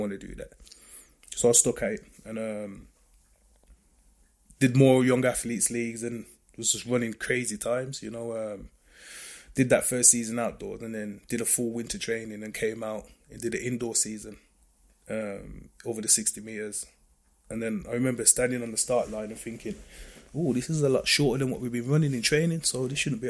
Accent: Smethwick, West Midlands, United Kingdom; I was born in Smerwick, just on the outskirts of Birmingham

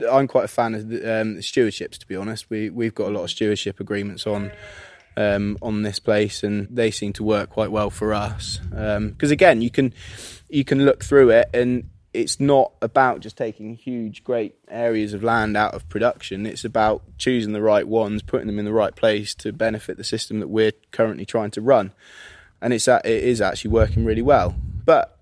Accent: Midlands, United Kingdom; moved away; I'm from the Midlands originally

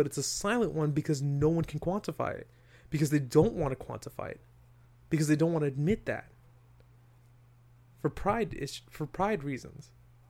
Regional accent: New York, United States; I'm saying this from New York, Westchester area boy, right?

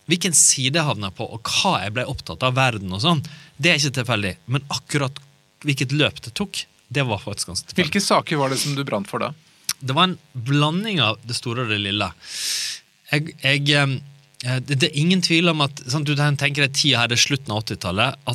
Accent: Naustdal, Vestland, Norway; born or raised there; moved away; also born or lived in Kristiansand

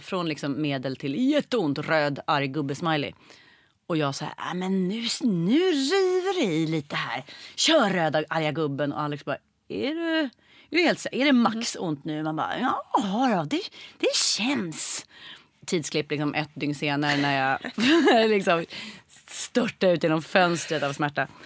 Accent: Stockholm, Stockholm County, Sweden; jag föddes på SÖS

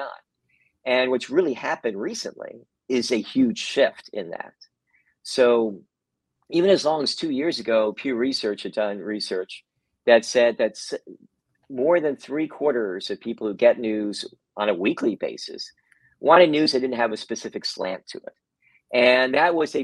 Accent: Kentucky, United States; now in San Francisco, United States; Actually, I'm from Kentucky originally

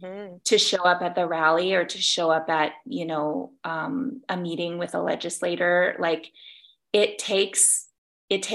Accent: Virginia, United States; now in Tucson, United States; I was born in Virginia and I grew up going to Virginia Beach and Nag's Head in North Carolina

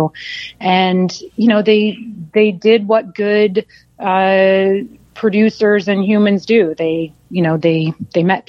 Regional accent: Florida, United States; moved away; I'm originally from Florida

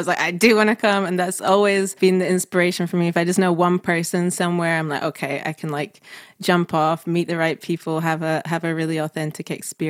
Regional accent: Manchester, North West England, United Kingdom; also born or lived in Scotland; I mean, I grew up in Manchester, then in Scotland

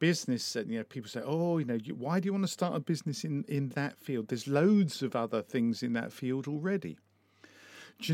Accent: Essex, East of England, United Kingdom; now in Brighton and Hove, United Kingdom; I was brought up in Essex and I've lived in Brighton and Hove for a long time.

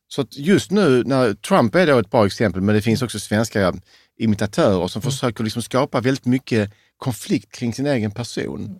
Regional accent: Sweden; trodde själv som naiv svensk

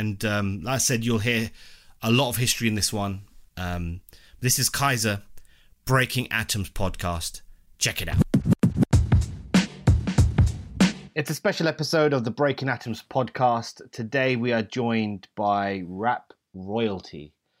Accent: London, United Kingdom; I'm West London too, born and raised.

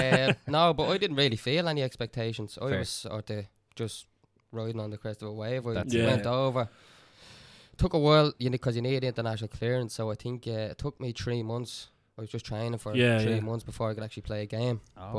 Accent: Dublin, Leinster, Ireland; So he at the time he helped me settle in, because obviously I was from Dublin.

